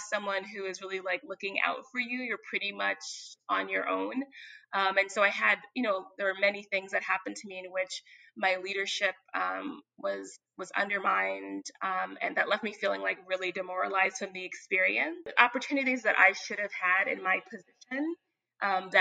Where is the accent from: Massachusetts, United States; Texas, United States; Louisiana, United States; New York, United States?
New York, United States; New York City; I'm from Bed-Stuy, Crown Heights, part of Brooklyn